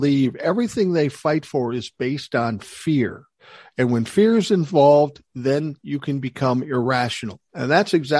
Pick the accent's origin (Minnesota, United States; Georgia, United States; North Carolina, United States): Minnesota, United States; Minneapolis; where I grew up in South Minneapolis